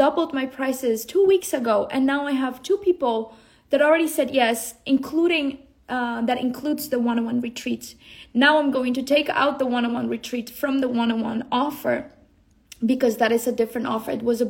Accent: Colombia; born there; coming from the jungle, you know, I was born in the Colombian jungle.

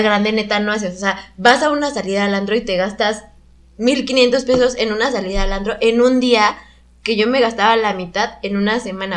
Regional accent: Querétaro, Mexico; moved away as an adult; also born or lived in Mexico City / Guanajuato; soy de Ciudad de México, pero crecí en Querétaro, pero estudié en Guanajuato

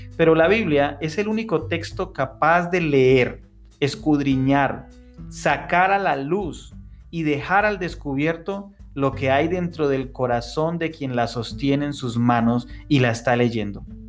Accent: Tunja, Boyacá, Colombia; en Tunja, mi ciudad natal

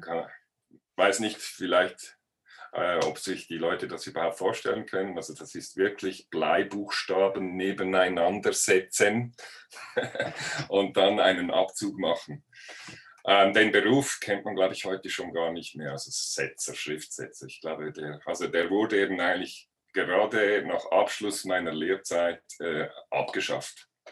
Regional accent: Switzerland; als Schweizer

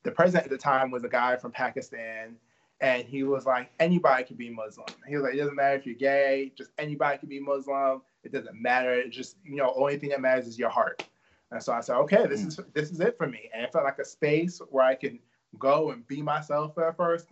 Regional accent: New York, United States; I grew up in New York, and my family wasn't really religious

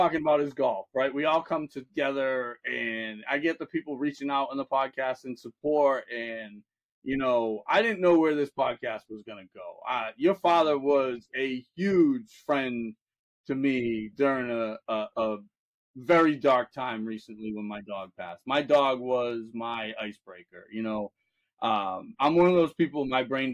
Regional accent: Fairhaven, Massachusetts, United States; I grew up in the New Bedford, Mass area

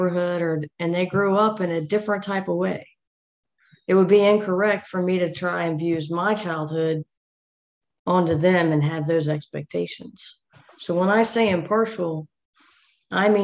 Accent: United States; now in Georgia, United States; I grew up just outside of Washington, D.C.

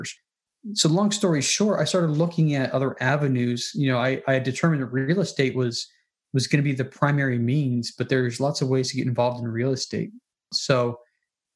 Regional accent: Salt Lake City, Utah, United States; moved away as an adult; also born or lived in Minnesota / North Carolina; I was born and raised in Salt Lake City

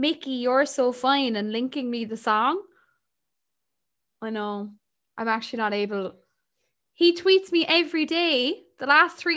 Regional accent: Ireland; We're Irish

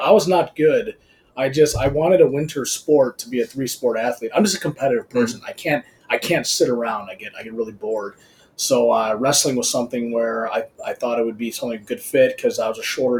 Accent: Downers Grove, Illinois, United States; Downers Grove.

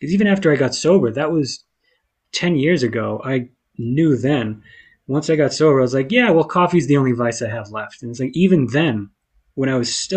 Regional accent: outside of Boston, Massachusetts, United States; growing up in the Northeast, like growing up outside of Boston

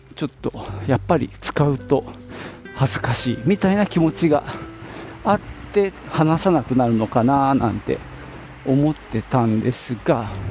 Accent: Nagoya, Aichi, Japan; 僕が生まれ育ったのは名古屋なんですけども

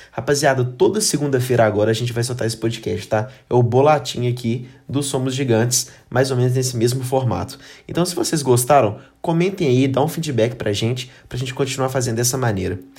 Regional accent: Brazil; a gente é brasileiro, né?

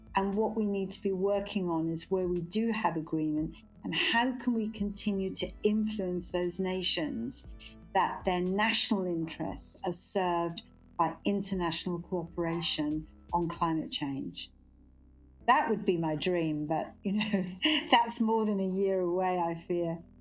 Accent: Glasgow, Scotland, United Kingdom; moved away; I'm a Scot by birth, brought up in Glasgow

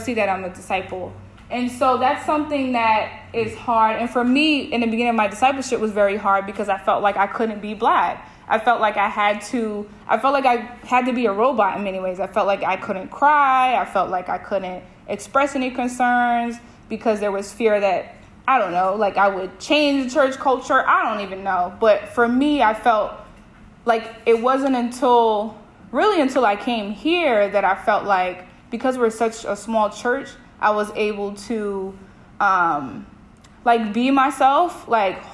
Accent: New York, United States; moved away as an adult; now in Maine, United States; I'm like, New York

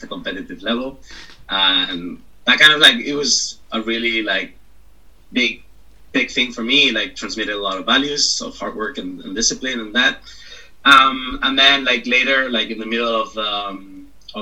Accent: Valencia, Valencian Community, Spain; I'm from Spain, from a city named Valencia

